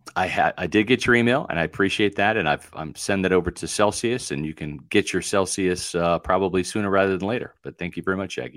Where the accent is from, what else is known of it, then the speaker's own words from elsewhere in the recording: Northern Virginia, United States; I was born in Northern Virginia